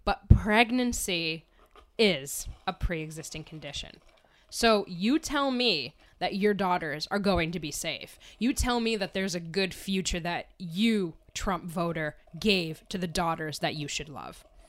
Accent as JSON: {"language": "English", "town": "Wilkes-Barre", "region": "Pennsylvania", "country": "United States", "tie": "born or raised there", "said": "I grew up in Wilkes-Barre, you know, in a, in an area f-, near Wilkes-Barre, Pennsylvania"}